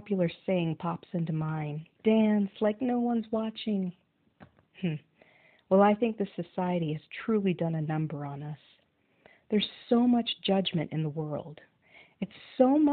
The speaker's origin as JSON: {"language": "English", "town": "Thornton", "region": "Colorado", "country": "United States", "said": "I'm from Thornton, Colorado"}